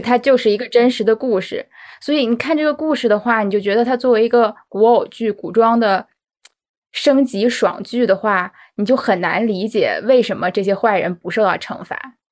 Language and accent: Chinese; China; 我们中国人